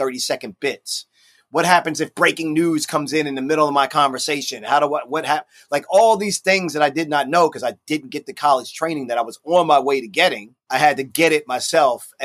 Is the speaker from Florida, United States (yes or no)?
no; Baltimore, Maryland, United States; Baltimore, my hometown.